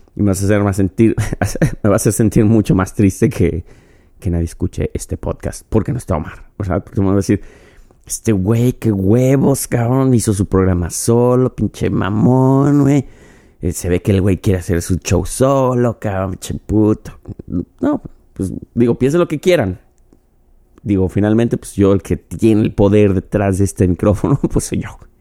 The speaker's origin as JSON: {"language": "Spanish", "country": "Mexico", "said": "como mexicano, como yo"}